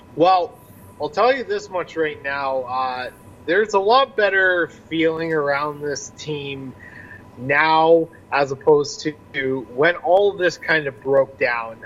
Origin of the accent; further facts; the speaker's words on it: Niagara region, Ontario, Canada; I grew up in the Niagara region, born and raised